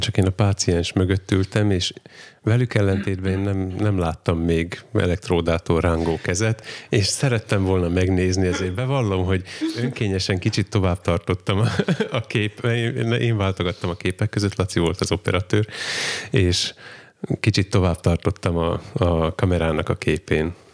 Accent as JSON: {"language": "Hungarian", "area": "Csallóköz", "region": "Trnava Region", "country": "Slovakia", "said": "csalóközi származású vagyok"}